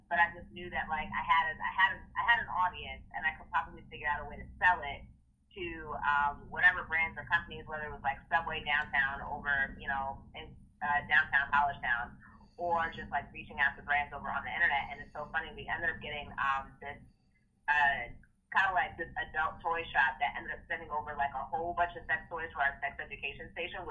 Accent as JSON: {"language": "English", "town": "Maplewood", "region": "New Jersey", "country": "United States", "tie": "born or raised there", "said": "I am from Maplewood, New Jersey, grew up in Essex County"}